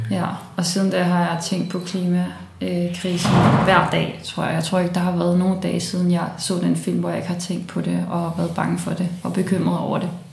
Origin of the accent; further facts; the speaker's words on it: Copenhagen, Capital Region of Denmark, Denmark; born or raised there; also born or lived in Brussels, Belgium